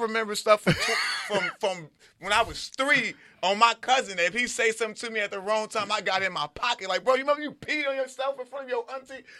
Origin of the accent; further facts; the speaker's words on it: Compton, California, United States; also born or lived in Inglewood, California / Los Angeles; I'm from Compton, but I'm like I'm from Compton, Inglewood. Why? I'm from all over